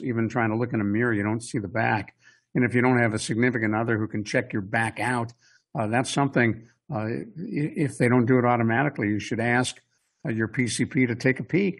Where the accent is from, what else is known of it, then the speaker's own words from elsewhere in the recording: Cleveland, Ohio, United States; growing up in Cleveland, Ohio.